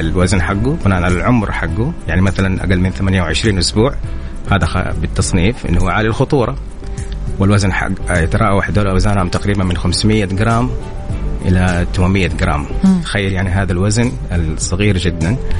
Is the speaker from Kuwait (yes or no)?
no; Saudi Arabia; عندنا في السعودية